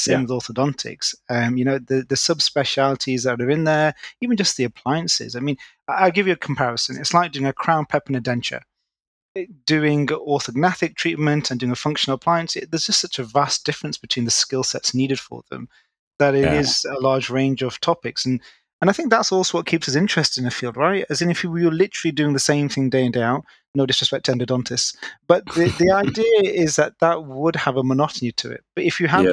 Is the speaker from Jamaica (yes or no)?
no; Manchester, North West England, United Kingdom; moved away as an adult; now in London, United Kingdom; I'm originally from Manchester, born and bred